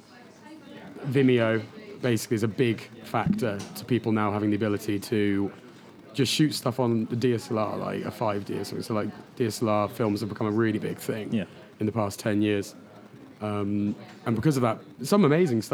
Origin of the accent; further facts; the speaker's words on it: Devon, South West England, United Kingdom; moved away; I'm from Devon